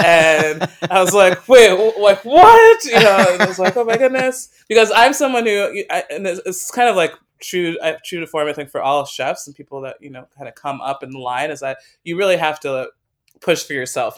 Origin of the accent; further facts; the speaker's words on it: Western Massachusetts, United States; moved away as an adult; also born or lived in New York City / Wisconsin; I grew up in Western Massachusetts